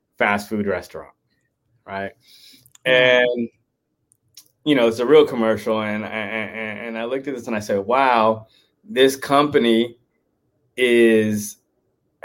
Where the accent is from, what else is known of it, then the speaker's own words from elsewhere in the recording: Oakland, California, United States; I grew up in Oakland, California. That's where I'm